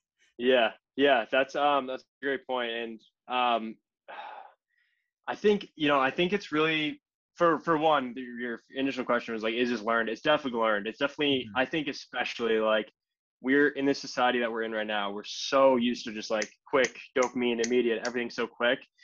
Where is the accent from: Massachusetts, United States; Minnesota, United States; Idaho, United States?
Massachusetts, United States; Hingham; grew up in Hingham, Massachusetts my entire life, uh, like 25 minutes south of Boston